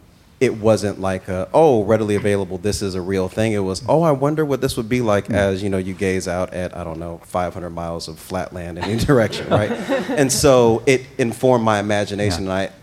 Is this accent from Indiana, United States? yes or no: yes; Indianapolis, Indiana, United States; now in Los Angeles, United States; I actually grew up in Indianapolis